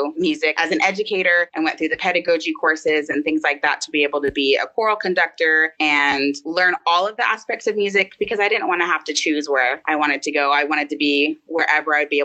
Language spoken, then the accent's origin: English; Florida, United States; growing up in Florida and being at like the water parks